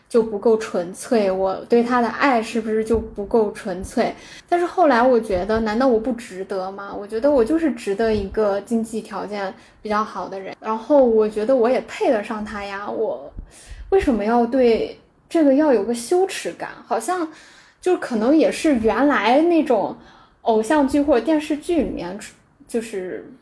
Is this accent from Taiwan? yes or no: no; China; 我们中国人说， 就是你们结婚是两个家庭的结合